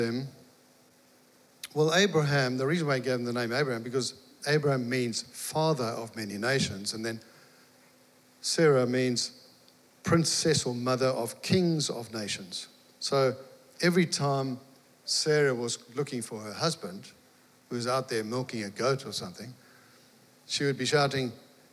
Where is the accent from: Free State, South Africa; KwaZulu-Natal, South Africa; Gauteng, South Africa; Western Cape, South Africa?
KwaZulu-Natal, South Africa; Mtunzini; moved away; Meredith and I, we're from South Africa, you might have guessed. And I was farming